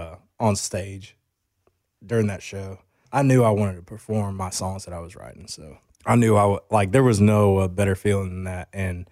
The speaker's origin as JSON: {"language": "English", "town": "Grayson", "region": "Georgia", "country": "United States", "tie": "born or raised there", "said": "I went to Grayson High School. So, you know, like you're talking about, I grew up like in the Grayson area, which is like, and then Loganville was like the bigger town."}